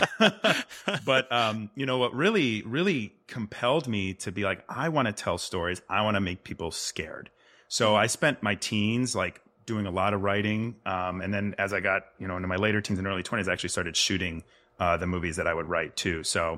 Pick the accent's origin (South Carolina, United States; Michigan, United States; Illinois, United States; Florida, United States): Illinois, United States; Rolling Meadows; No, you tracked me down. Yeah, I grew up in and around Rolling Meadows, Illinois. It's about 25 miles outside of Chicago.